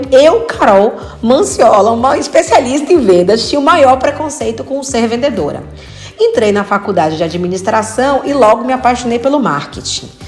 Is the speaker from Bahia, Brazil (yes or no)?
yes; Bahia, Brazil; Painho, né? Eu sou baiana.